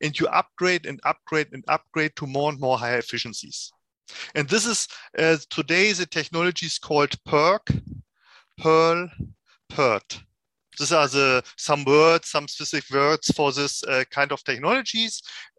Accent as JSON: {"language": "English", "country": "Germany", "moved": "yes", "lives_now": "Switzerland", "said": "I'm coming from Germany, now sitting in Switzerland"}